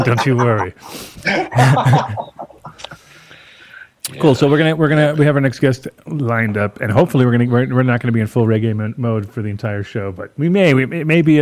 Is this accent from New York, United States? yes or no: yes; New York, United States; I'm from New York